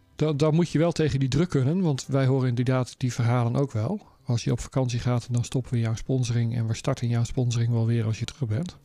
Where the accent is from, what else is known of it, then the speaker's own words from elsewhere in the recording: Netherlands; moved away; als we terug zijn in ons thuisland